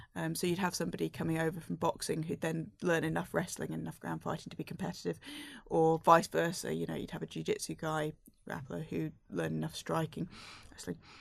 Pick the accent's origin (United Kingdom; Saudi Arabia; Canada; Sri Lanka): United Kingdom; I'm British